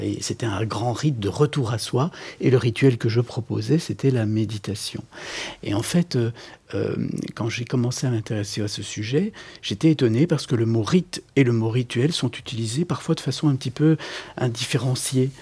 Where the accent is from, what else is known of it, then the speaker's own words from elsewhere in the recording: Belgium; moi, je, je vis à Bruxelles, je suis né en Belgique, je suis belge